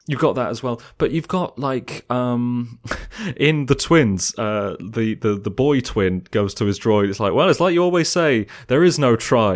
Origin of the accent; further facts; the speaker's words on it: England, United Kingdom; me as an English person